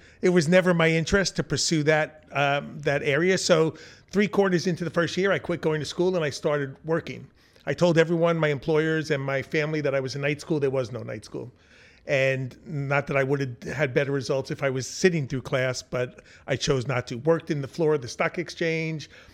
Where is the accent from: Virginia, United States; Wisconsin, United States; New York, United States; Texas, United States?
New York, United States; Long Island; I grew up in Long Island in the suburbs